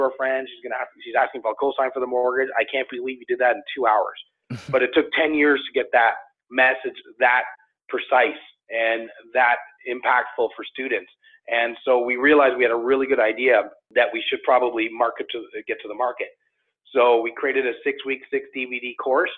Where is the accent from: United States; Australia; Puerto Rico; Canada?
Canada; Toronto, Ontario; I grew up in Toronto, in the Toronto area